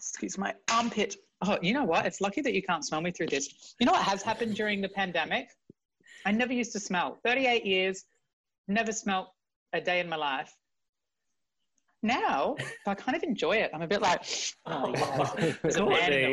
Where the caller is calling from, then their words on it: London, United Kingdom; I'm in London, in East London.